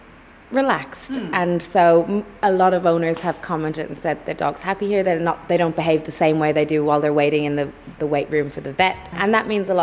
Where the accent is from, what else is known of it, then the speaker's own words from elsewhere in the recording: Ireland; now in Melbourne, Australia; Being Irish